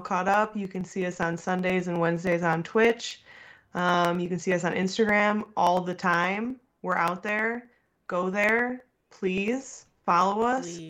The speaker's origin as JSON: {"language": "English", "country": "United States", "said": "we're from America"}